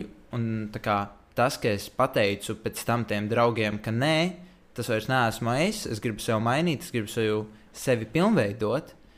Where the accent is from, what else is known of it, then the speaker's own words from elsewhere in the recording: Riga, Latvia; es esmu uzaugusi Rīgā